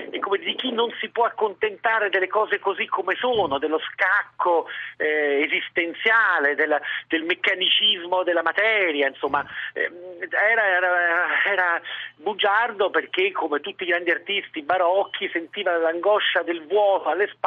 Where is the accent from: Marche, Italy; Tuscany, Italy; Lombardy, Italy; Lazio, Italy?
Lazio, Italy; Rome